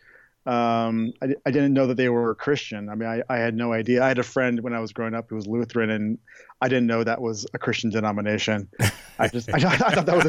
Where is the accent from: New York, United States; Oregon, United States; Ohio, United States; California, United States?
Oregon, United States; I grew up in the West Coast in Oregon